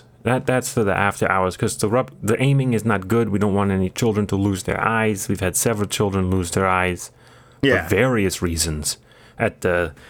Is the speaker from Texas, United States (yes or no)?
yes; Dallas, Texas, United States; born or raised there